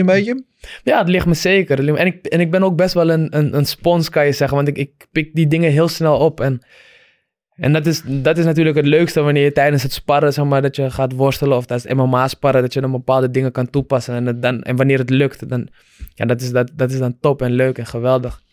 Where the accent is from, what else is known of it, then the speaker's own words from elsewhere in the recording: Amsterdam, North Holland, Netherlands; ik eh, in Amsterdam ben opgegroeid